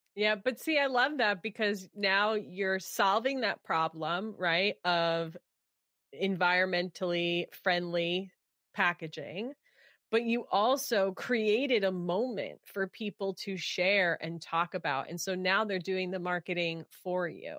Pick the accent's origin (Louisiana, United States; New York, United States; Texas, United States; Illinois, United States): New York, United States; now in California, United States; I grew up in New York